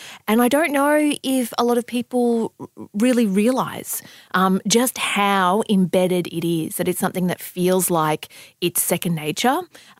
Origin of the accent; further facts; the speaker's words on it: Sydney, New South Wales, Australia; I mean, I grew up in Southwest Sydney.